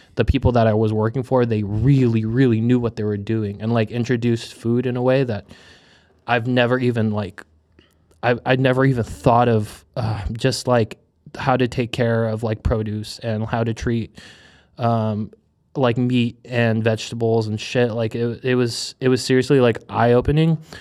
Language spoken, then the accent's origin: English; United States; born or raised there; also born or lived in Hong Kong / Manila, Philippines